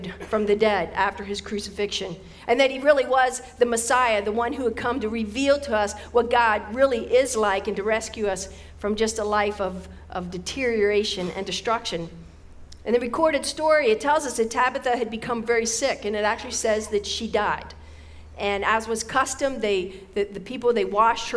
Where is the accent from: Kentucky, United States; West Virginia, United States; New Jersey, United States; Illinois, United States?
West Virginia, United States; growing up in West Virginia.